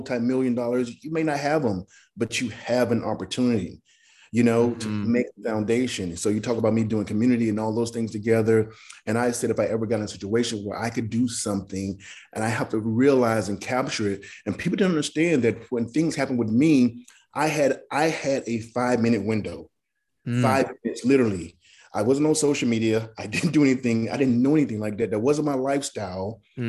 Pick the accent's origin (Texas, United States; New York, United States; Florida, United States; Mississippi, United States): Mississippi, United States; moved away; I came from Mississippi, a place that's this big with no future plans whatsoever, but to go on the road. Grew up very poor